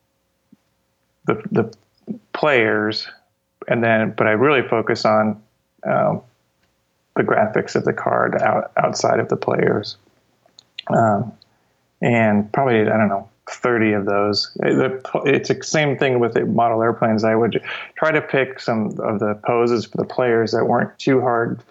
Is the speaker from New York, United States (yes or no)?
no; Cedar Rapids, Iowa, United States; I grew up in Iowa, and Cedar Rapids, Iowa